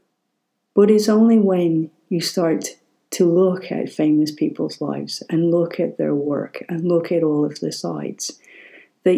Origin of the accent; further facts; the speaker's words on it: Ireland; growing up in Ireland